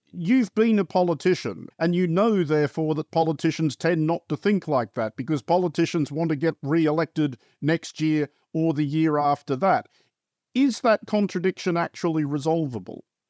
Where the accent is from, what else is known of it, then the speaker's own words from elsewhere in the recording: Australia; moved away; I grew up in Australia for quite a lot of that period